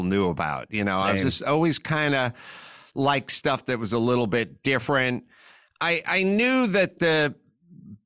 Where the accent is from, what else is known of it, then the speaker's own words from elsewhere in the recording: Los Angeles, California, United States; I grew up in Los Angeles